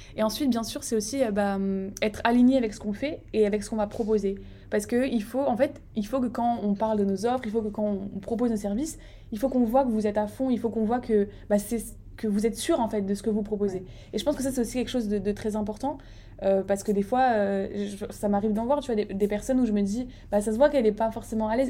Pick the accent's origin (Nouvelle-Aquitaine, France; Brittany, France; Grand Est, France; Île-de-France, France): Grand Est, France; Strasbourg; je vis à Strasbourg, donc j'ai grandi à Strasbourg